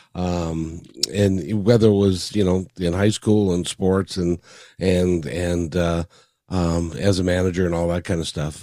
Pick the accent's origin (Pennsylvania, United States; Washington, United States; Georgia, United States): Washington, United States; Seattle; born or raised there; also born or lived in Kirkland, Washington; now in Kent, United States